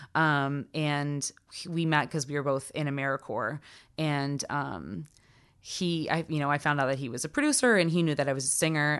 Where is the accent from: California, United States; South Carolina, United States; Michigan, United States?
South Carolina, United States; I'm from South Carolina